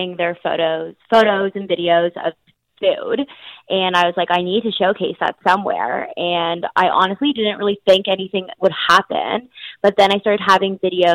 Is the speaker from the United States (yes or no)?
no; Toronto, Ontario, Canada; I'm from Toronto.